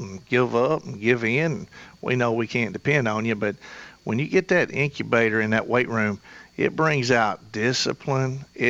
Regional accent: Murfreesboro, Tennessee, United States; I'm from Murfreesboro.

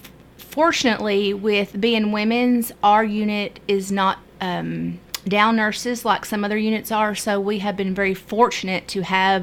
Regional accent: Kentucky, United States; moved away as an adult; now in Murfreesboro, Tennessee, United States; I'm from Kentucky.

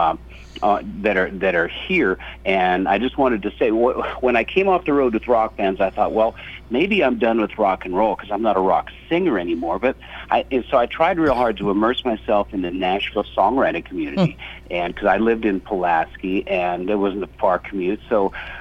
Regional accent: Canada; now in United States; I came down to the States because I was born in Canada

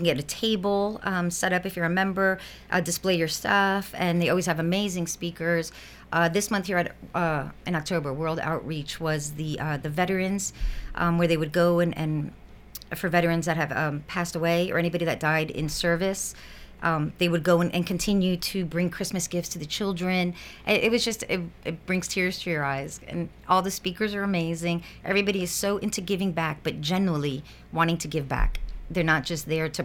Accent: South Florida, United States; moved away as an adult; where I grew up in South Florida

